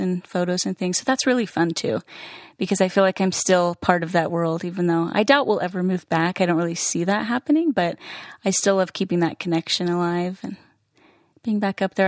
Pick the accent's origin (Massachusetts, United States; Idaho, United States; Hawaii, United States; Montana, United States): Idaho, United States; Idaho Falls; moved away; we're both from Idaho Falls. We knew each other in junior high and high school